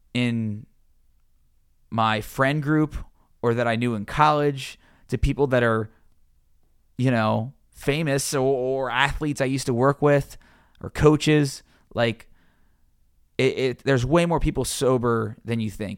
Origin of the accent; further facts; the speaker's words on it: Cincinnati, Ohio, United States; moved away as an adult; also born or lived in Georgia / Louisiana; being a sports reporter in my hometown, covering my favorite teams, the Bengals, the Reds, University of Cincinnati, my high school